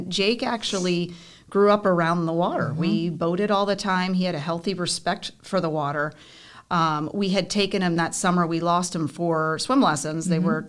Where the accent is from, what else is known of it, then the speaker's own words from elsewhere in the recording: Florida, United States; Born and raised.